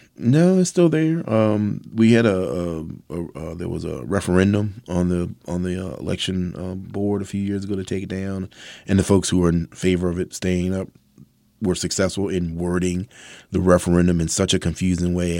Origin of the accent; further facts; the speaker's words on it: Mathews County, Virginia, United States; I'm a southerner, born and bred. I was raised in Virginia. I was born in Matthews County.